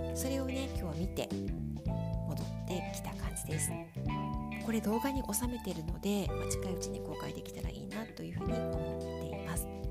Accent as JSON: {"language": "Japanese", "region": "Tokyo", "country": "Japan", "tie": "born or raised there", "moved": "yes", "said": "子供の頃東京新宿に住んでいた"}